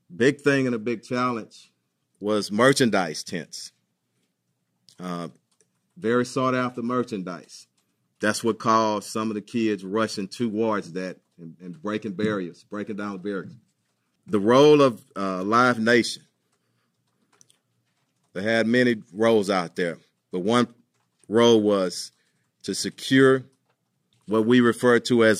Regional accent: Houston, Texas, United States; I was born and raised in here in Houston.

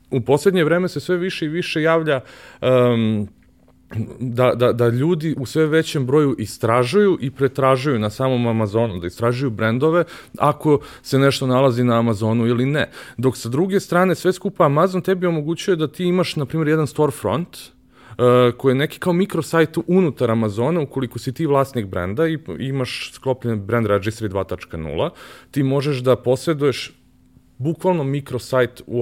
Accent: Belgrade, Serbia; ja sam rođen u Višnici, znaš, to je bukvalno kada uzmeš Lenjer, bukvalno na drugom kraju ovaj, grada

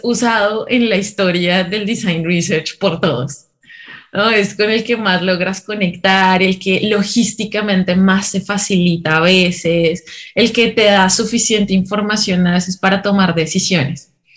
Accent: Colombia; moved away as an adult; now in Peru; soy colombiana, pero llevo ya viviendo

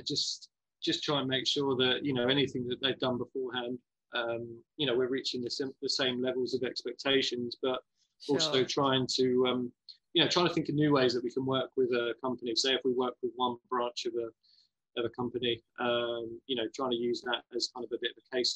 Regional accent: West Sussex, South East England, United Kingdom; I'm kind of from West Sussex way

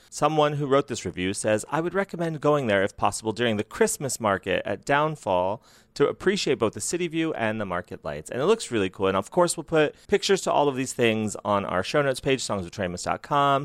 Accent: Bangkok, Thailand; I come from Bangkok, Thailand

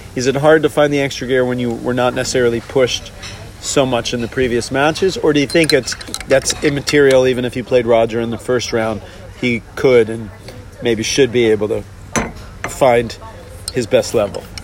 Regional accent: Hanover, New Hampshire, United States; growing up in Hanover, New Hampshire

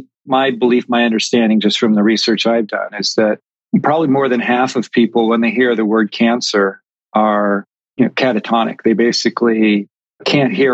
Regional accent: California, United States; now in New England, United States; I grew up in California, but I am currently located in New England

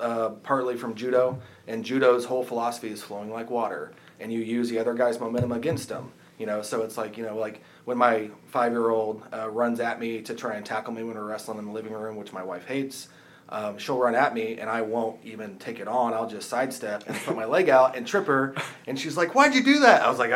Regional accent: Middletown, Indiana, United States; we also have an office in Middletown, which is just across the county line in Henry County, but that's my hometown.

